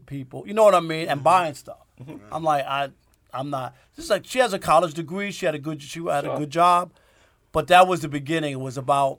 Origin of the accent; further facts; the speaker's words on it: New York City, New York, United States; now in Detroit area, United States; I'm from Jamaica, Queens